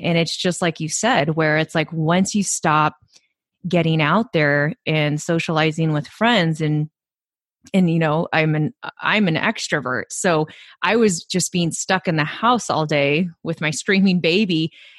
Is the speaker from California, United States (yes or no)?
yes; California, United States; now in Chicago, United States; You know, I'm a transplant from California. So most of my family and friends are, you know, all in California.